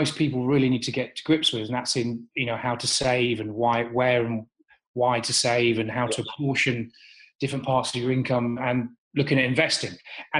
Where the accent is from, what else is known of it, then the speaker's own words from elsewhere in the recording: Marham, East of England, United Kingdom; also born or lived in Lincoln; I was born in Lincoln, but my dad was in the RAF. So every 2 years up until the age of 14, when I went to boarding school, and my hometown, because we were stationed at a place called RAF Marham.